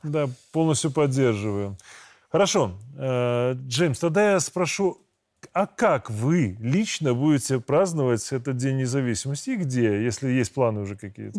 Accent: Belarus; мы, белорусы

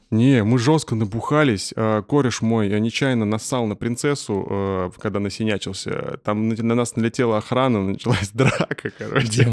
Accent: Russia; мы из России

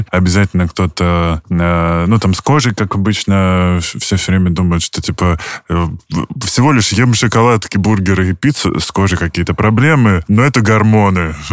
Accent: Stupino, Moscow Oblast, Russia; я из Ступина

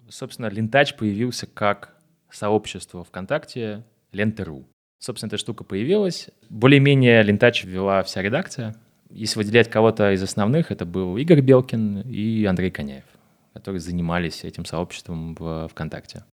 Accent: Moscow, Russia; я из Москвы, мне 25 лет.

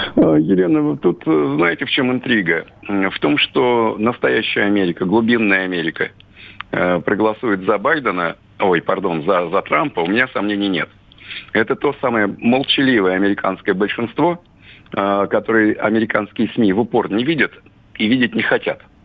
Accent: Russia; здесь, на родине.

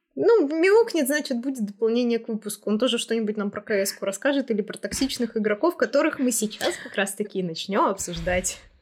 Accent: Russia; я девушка и я из России

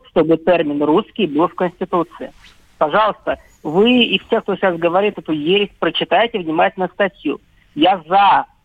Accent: Russia; Я россиянин, потом так. я армянин.

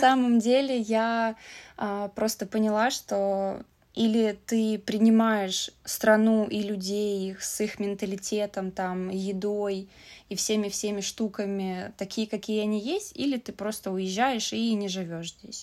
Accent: Saint Petersburg, Russia; moved away as an adult; now in China; я из России, из Питера

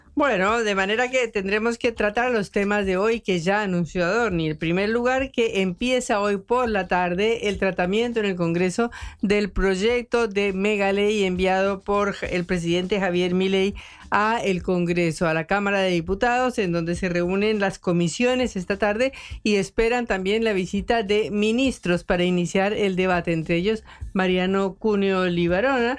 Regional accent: Bogotá, Colombia; accent: rolo; now in Argentina; Yo soy bogotana, cachaca o rola

